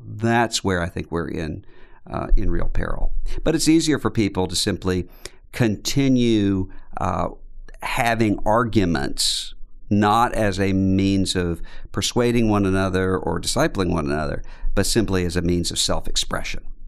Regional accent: Biloxi, Mississippi, United States; I grew up in Biloxi, Mississippi, which is right on the coastline, Mississippi, just out from New Orleans.

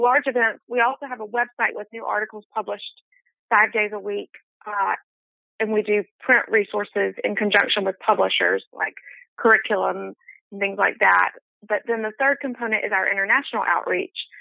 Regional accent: Birmingham, Alabama, United States; moved away; I decided I wanted to move back to my hometown, Birmingham, Alabama

